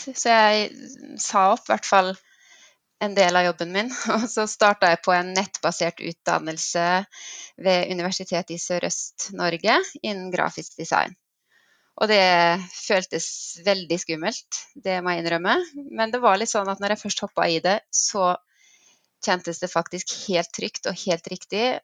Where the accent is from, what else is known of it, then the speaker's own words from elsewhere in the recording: Nepal; accent: Nepal dialect; also born or lived in Bømlo, Norway; så den her eh, Nepal-dialekten min, den har jeg beholdt.